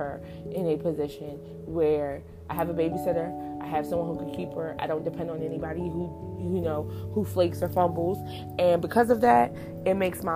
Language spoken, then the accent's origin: English; New Jersey, United States; where I grew up in New Jersey